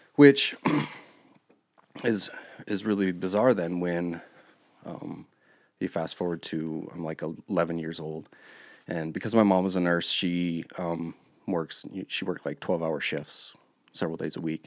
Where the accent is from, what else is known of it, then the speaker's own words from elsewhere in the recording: Park City, Montana, United States; also born or lived in Billings, Montana; when I was five, my parents moved us to Park City, Montana. a lot of times when I say I grew up in Park City